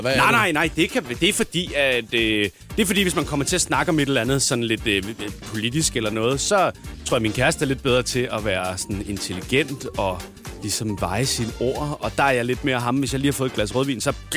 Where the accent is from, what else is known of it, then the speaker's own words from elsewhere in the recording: Denmark; vi er danskere jo. Det er fordi, vi bor i Danmark